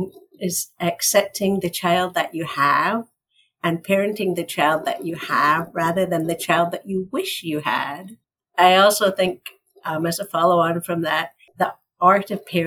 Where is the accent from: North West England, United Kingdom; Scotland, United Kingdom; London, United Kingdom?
Scotland, United Kingdom; moved away as an adult; now in United States; So I'm from Scotland. Sometimes it feels like I'm from another planet, but it's only Scotland. I've lived here for over 30 years